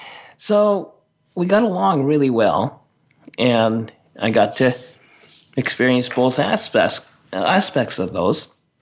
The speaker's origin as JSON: {"language": "English", "region": "Tokyo", "country": "Japan", "tie": "born or raised there", "said": "I was talking about growing up in Tokyo in a multi-ethnic, multicultural family and situation."}